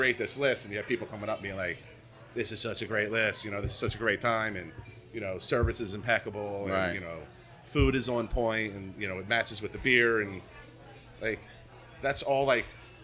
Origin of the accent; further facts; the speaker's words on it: right outside of Philadelphia, Pennsylvania, United States; I grew up right outside of Philly